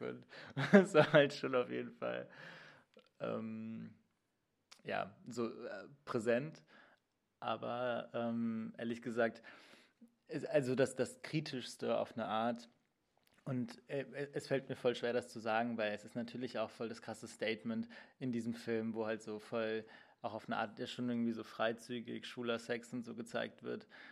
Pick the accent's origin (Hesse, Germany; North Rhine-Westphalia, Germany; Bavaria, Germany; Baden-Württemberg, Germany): North Rhine-Westphalia, Germany; Cologne; moved away as an adult; also born or lived in Hildesheim; now in Berlin, Germany; in Köln, wo ich aufgewachsen bin